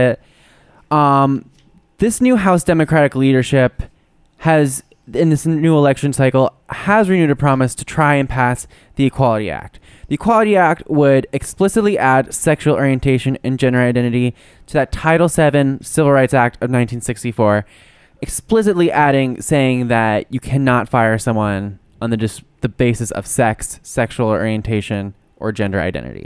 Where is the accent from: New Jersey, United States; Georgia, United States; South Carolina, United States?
New Jersey, United States; moved away; when I go home to my hometown, which is just fucking New Jersey